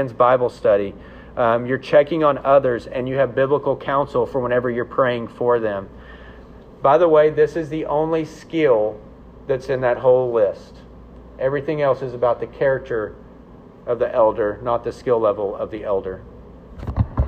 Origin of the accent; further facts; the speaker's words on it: the South, United States; I'm a Southerner